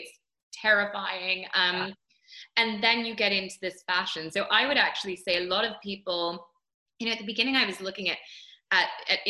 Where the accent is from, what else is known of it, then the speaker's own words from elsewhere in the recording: coast of Maine, United States; I was lucky enough to grow up on the coast of Maine